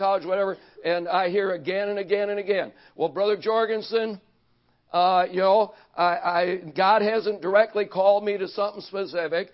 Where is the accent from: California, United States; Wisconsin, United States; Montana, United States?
Wisconsin, United States; Racine; also born or lived in Cleveland, Ohio; I was born in Cleveland, Ohio, moved to Racine, Wisconsin when I was 4 years old